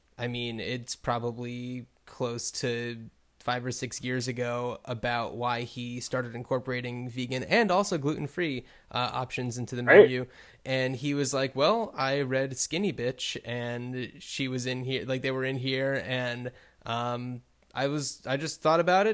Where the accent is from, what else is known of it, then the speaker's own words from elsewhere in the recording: New Jersey, United States; moved away; I grew up in New Jersey, just outside of New York